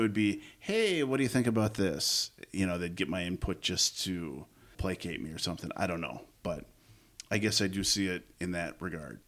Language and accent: English; Coon Rapids, Minnesota, United States; I grew up in Coon Rapids